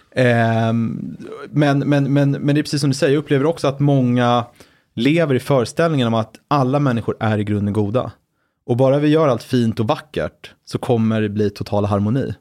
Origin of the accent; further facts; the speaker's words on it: Brunna, Stockholm County, Sweden; jag är uppvuxen i utkanten av eh, Stockholms län, född 85